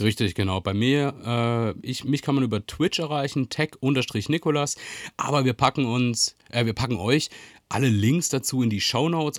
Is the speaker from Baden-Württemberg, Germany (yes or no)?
yes; Freiburg, Baden-Württemberg, Germany; ich bin in Freiburg aufgewachsen